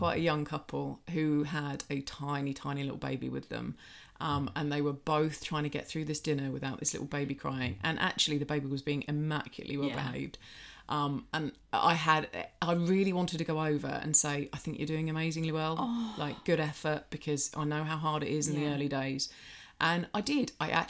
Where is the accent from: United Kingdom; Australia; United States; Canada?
United Kingdom; I'm just being British